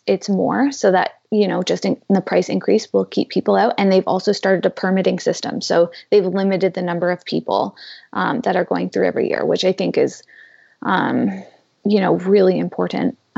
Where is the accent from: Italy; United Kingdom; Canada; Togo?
Canada; As a Canadian